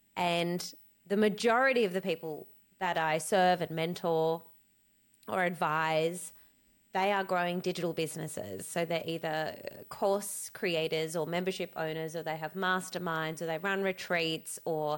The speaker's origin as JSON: {"language": "English", "town": "Cape Town", "region": "Western Cape", "country": "South Africa", "tie": "born there", "said": "And so I was born in 1984 in Cape Town, South Africa, at the peak of the apartheid, and Nelson Mandela was in prison."}